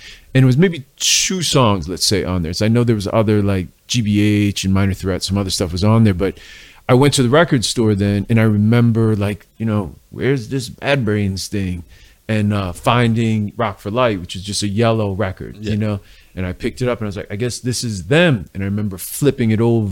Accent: Cleveland, Ohio, United States; moved away as an adult; now in Philadelphia, United States; I'm from Cleveland, so I'm not from Philly. You know, I've been out in Philly, I don't know, 25 years now or something like that. But I grew up in Cleveland

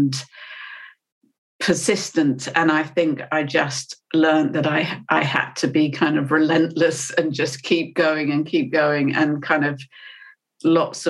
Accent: United Kingdom; I'm British

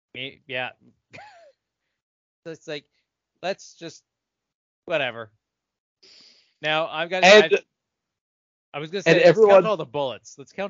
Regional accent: Canada; I'm from Canada

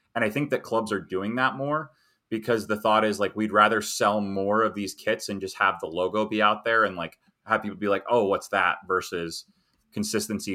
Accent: United States; as an American

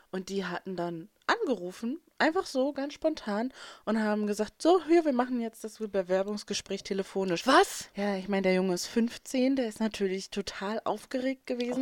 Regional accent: North Rhine-Westphalia, Germany; moved away; bei uns in NRW

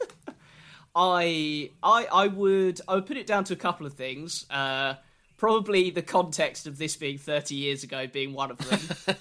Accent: Sussex, South East England, United Kingdom; I'm from Sussex

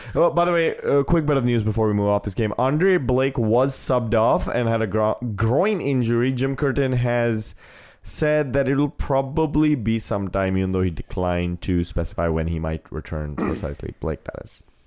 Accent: India; now in United States; I've technically stopped being an Indian citizen the second I took the oath to be a U S citizen

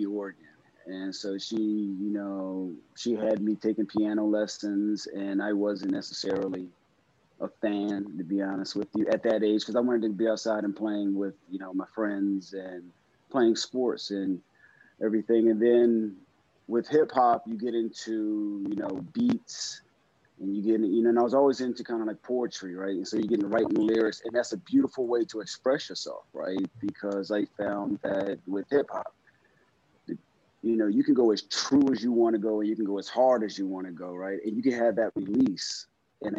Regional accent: Silver Spring, Maryland, United States; I'm from, born and raised in Silver Spring, Maryland, and that's in the DMV area

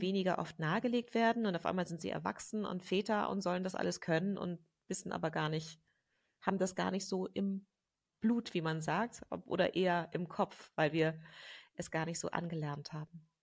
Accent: Germany; moved away as an adult; also born or lived in England / London; ich bin in Deutschland aufgewachsen mit, äh, mit einer britischen Mutter

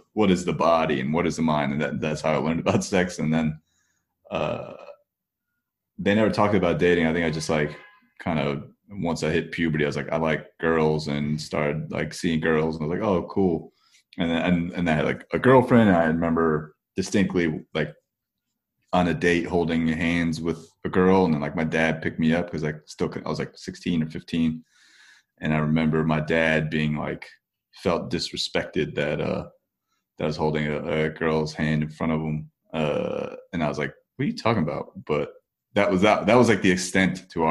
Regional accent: Parsippany, New Jersey, United States; Parsippany, New Jersey. Yep, that's, I was born and raised there, spent my entire life there basically

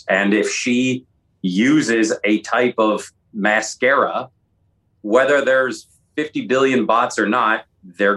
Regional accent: Seattle, Washington, United States; I grew up in Seattle

